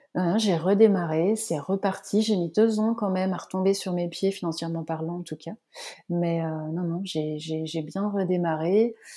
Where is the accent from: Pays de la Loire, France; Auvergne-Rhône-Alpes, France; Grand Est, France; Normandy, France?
Pays de la Loire, France; Vendée; also born or lived in north of France; now in Nantes, France; Je suis vendéenne